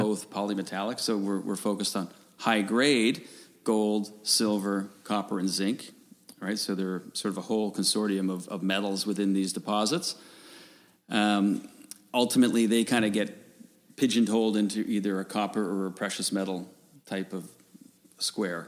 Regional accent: Newfoundland and Labrador, Canada; I grew up in Newfoundland

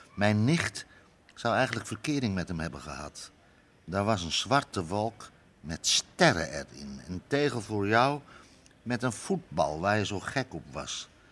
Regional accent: Amsterdam, North Holland, Netherlands; Ik kom zelf uit Amsterdam-West, maar dan ben ik echt geboren

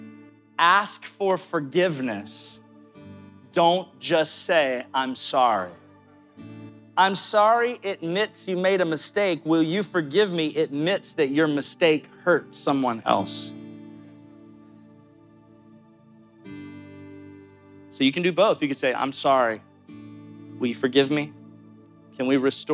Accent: Amory, Mississippi, United States; moved away; I was born in Amory, Mississippi

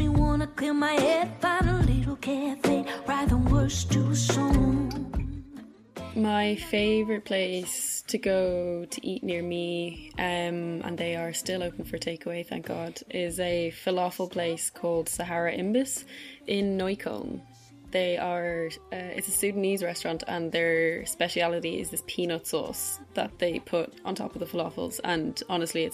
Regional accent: Ireland; now in Berlin, Germany; I am an Irish sound artist, currently based in Berlin

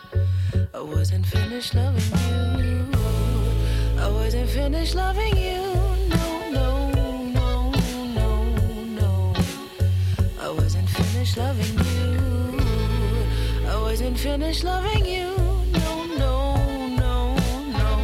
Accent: Reading, Pennsylvania, United States; moved away as an adult; also born or lived in Switzerland; I grew up in Reading

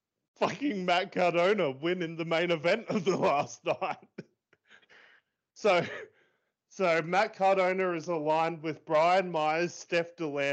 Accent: Australia; even as an Aussie

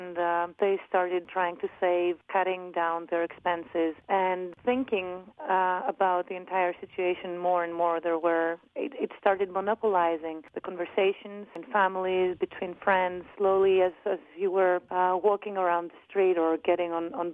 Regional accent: Athens, Attica, Greece; also born or lived in Amsterdam, Netherlands; I'm 29 years old and I come from Athens, Greece.

